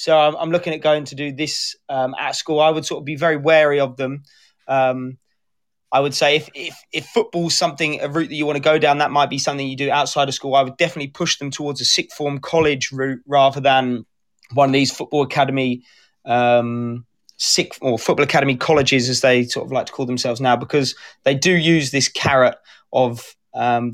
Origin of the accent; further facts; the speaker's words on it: Kent, South East England, United Kingdom; I'm originally from Kent